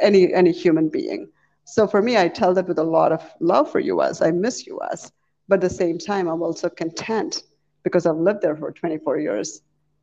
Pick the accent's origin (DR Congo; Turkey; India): India; moved away as an adult; also born or lived in Chicago, United States; now in United States; I was born in India, raised in India in a Hindu family